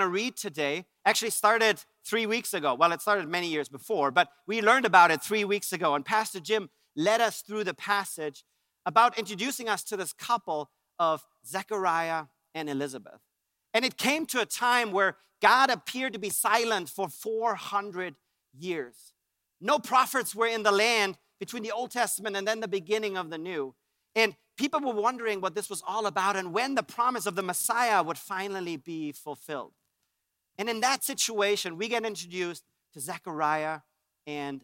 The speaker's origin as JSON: {"language": "English", "country": "Germany", "moved": "yes", "said": "I'm from Germany. And in Germany, we had our own little Christmas traditions"}